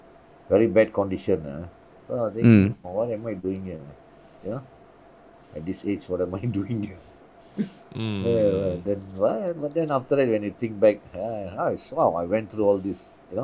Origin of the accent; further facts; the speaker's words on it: Singapore; And I go there when they ask me where I'm from, I say, I'm from Singapore.